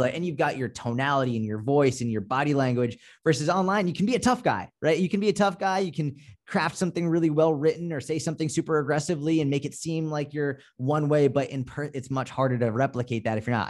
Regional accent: Boston, Massachusetts, United States; I'm from Boston. Like, we're more just, like, no bullshit

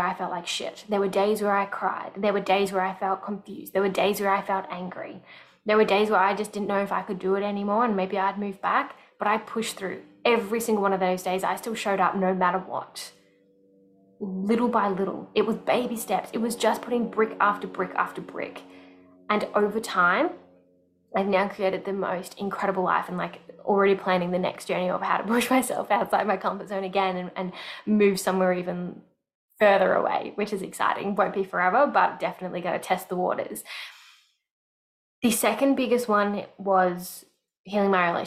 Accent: Melbourne, Victoria, Australia; moved away as an adult; moving out of my hometown, Melbourne

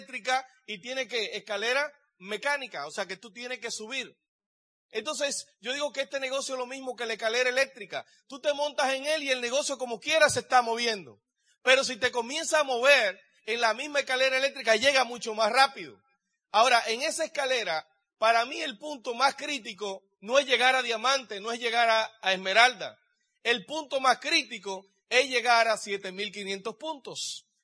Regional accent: Dominican Republic; now in United States; Yo vengo de la República Dominicana y estoy aquí en California con ustedes.

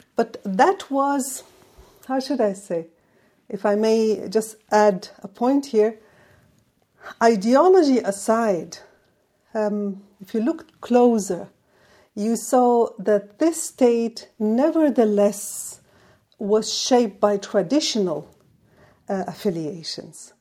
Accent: Yemen; moved away; my home country

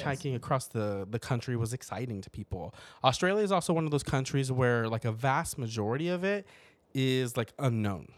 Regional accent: Portales, New Mexico, United States; moved away; my hometown back in New Mexico

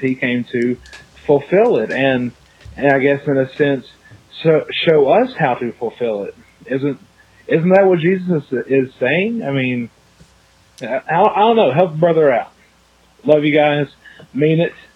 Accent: United States; as an American, you know, born Church of Christ guy

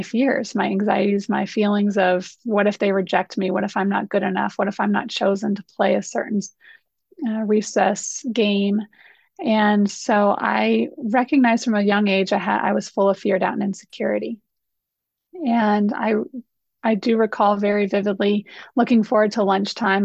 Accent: Colorado, United States; I grew up here in Colorado

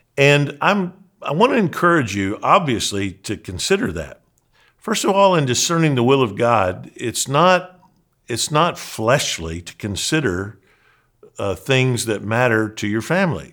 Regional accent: Christian County, Western Kentucky, United States; accent: Southern; moved away; County seat of Christian County, where I grew up, is Hopkinsville

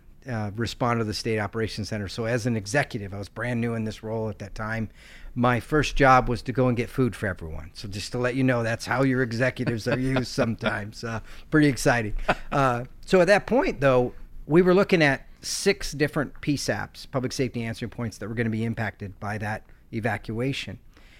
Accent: Michigan, United States; So I'm originally from Michigan, spent 21 years in the Marine Corps.

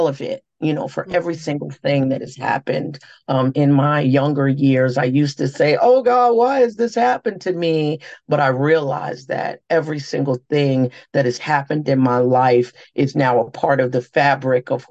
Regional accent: New York City, New York, United States; I'm a native New Yorker because I was born and raised here. And New York City has been good to me

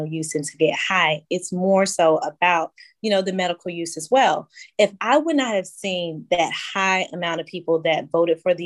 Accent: Starkville, Mississippi, United States; I'm originally from Mississippi, Starkville, Mississippi specifically.

